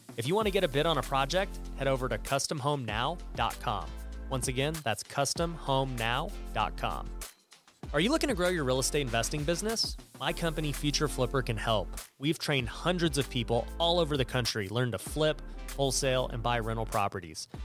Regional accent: Las Vegas, Nevada, United States; I grew up here in Las Vegas, which is where we filmed the podcast.

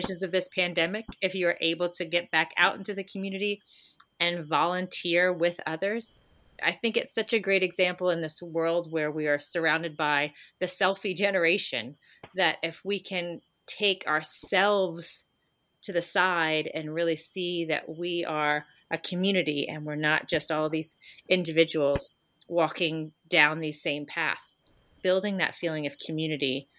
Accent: United States; we're kind of behind the eight ball as American parents

